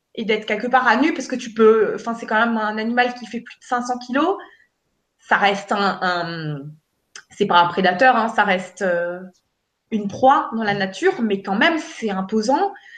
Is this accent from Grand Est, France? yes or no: yes; Alsace, Grand Est, France; chez nous, en Alsace